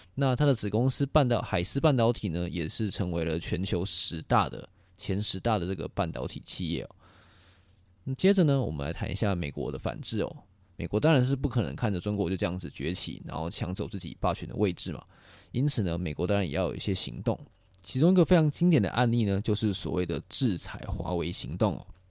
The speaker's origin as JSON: {"language": "Chinese", "country": "Taiwan", "said": "作为一个台湾人"}